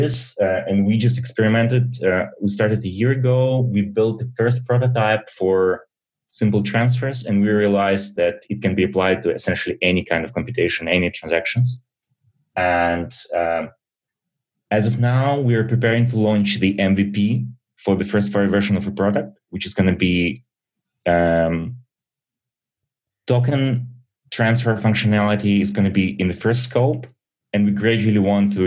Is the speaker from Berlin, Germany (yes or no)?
yes; Berlin, Germany; also born or lived in Soviet Union; I was born in Soviet Union and immigrated to Germany early with my parents